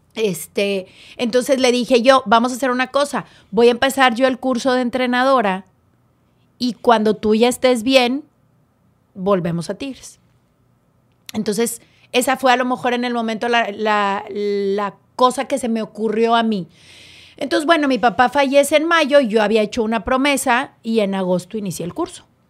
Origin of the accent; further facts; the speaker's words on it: Monterrey, Nuevo León, Mexico; Yo soy hecha en León y nací en Nuevo León